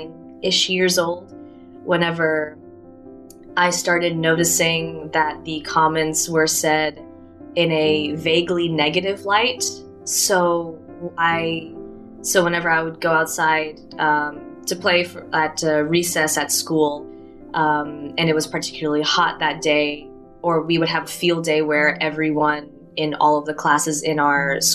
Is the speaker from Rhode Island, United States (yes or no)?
no; Athens, Tennessee, United States; moved away as an adult; in my hometown, it was mostly a white American population